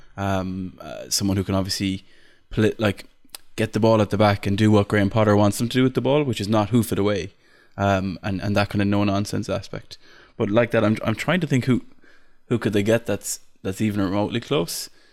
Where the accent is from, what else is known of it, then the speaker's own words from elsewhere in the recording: Ireland; I'm Irish.